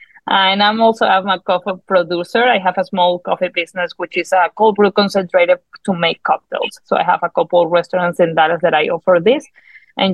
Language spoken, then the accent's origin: English; Venezuela; moved away; I'm from Venezuela.